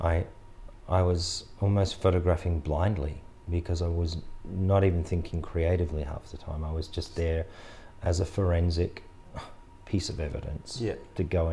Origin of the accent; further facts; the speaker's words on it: Australia; as an Australian public